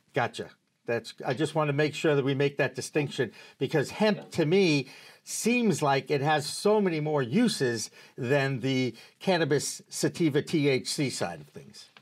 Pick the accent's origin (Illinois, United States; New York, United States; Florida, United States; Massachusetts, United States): Massachusetts, United States; born or raised there